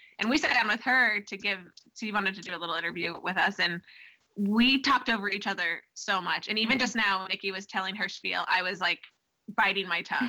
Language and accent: English; Arlington, Texas, United States; I grew up in Dallas, like Arlington, Texas, so I went to a small private Christian school, and was raised in a very Christian and conservative community.